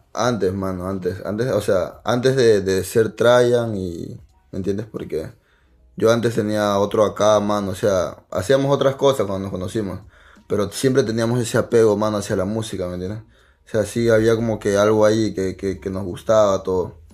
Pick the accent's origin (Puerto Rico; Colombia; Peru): Peru; Lima; mi casa es de las flores, mano. Yo soy de Canto Rey.